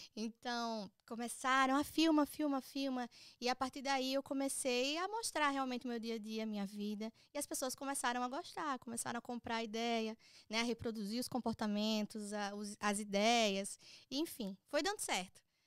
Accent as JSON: {"language": "Portuguese", "town": "Maceió", "region": "Alagoas", "country": "Brazil", "tie": "born or raised there", "moved": "as an adult", "lives_now": "United States", "said": "eu sou nascida e criada em Maceió"}